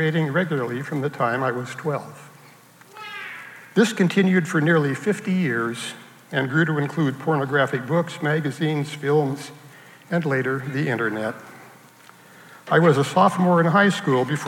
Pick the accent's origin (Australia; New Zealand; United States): United States; Salem, Oregon; also born or lived in Portland, Oregon; I grew up in Salem, Oregon.